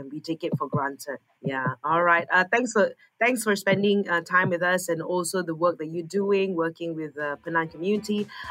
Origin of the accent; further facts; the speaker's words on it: Sarawak, Malaysia; I'm from Sarawak.